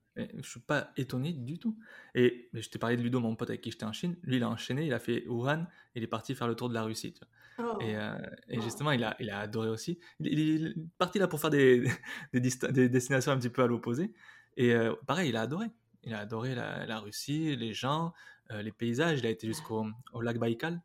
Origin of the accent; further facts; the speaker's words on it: Basque, Nouvelle-Aquitaine, France; moved away; also born or lived in Spain; je suis basque Bernay. tu vois, c'est le trucs, j'ai, j'ai fait toutes les écoles de danse quand j'étais jeune, de, danse basque